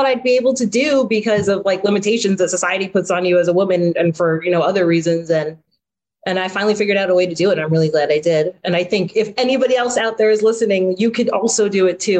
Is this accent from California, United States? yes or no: no; Asbury Park, New Jersey, United States; I'm from Asbury Park community, and I've worked in Asbury Park, lived in Asbury Park.